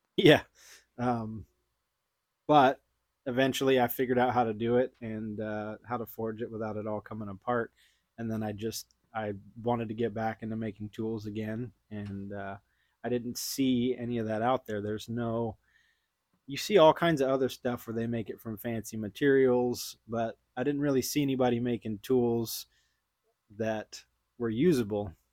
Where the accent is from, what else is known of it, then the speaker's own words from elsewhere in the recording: Houston, Texas, United States; also born or lived in Austin, Texas; I grew up in Houston